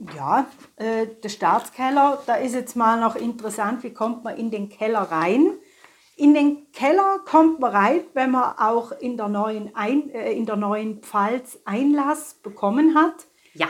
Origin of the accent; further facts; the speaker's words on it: St. Gallen, Switzerland; bei uns in St. Gallen